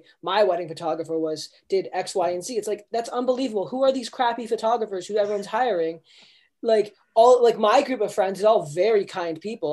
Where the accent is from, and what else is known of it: Niagara, Ontario, Canada; born or raised there